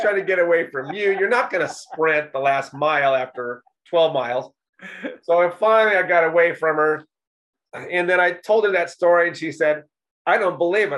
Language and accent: English; Indianapolis, Indiana, United States; also born or lived in New York City / Texas / California; I was born here in Indianapolis, but um, I've lived in other places like uh, New York City and Texas and a little bit in California